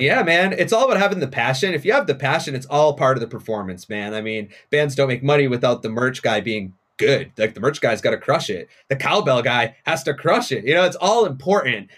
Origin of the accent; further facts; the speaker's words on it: Haverhill, Massachusetts, United States; moved away; It's North Shore, so I, I, I grew up in Haverhill.